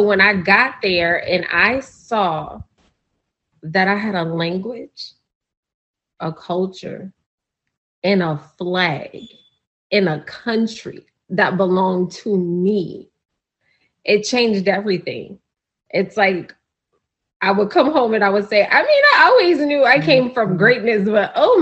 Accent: New Orleans, Louisiana, United States; growing up in New Orleans

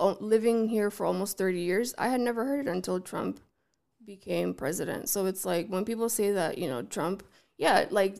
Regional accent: the Valley, California, United States; I grew up in the Valley where there was everything

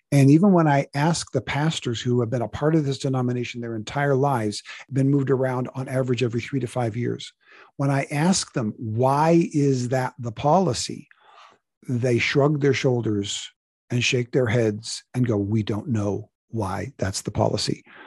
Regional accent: United States; we are Americans

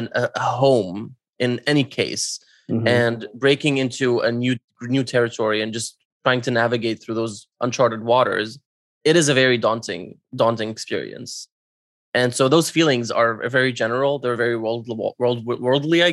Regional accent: Syria; moved away; my journey leaving my home country of Syria and, you know, immigrating somewhere else

